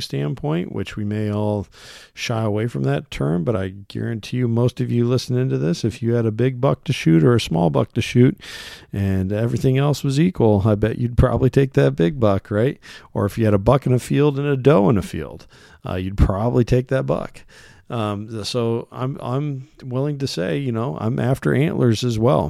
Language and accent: English; Iowa, United States; here in my home state of Iowa